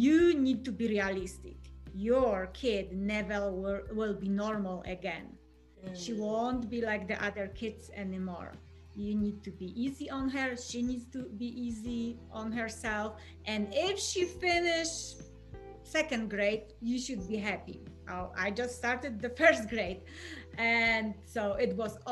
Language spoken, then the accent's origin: English; Poland; English is a second language; moved away as an adult; I'm originally from Poland, born and raised.